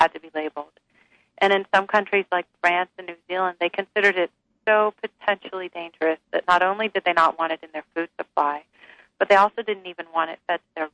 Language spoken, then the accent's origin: English; the South, United States; I was raised on Twinkies and Po' Boys in the South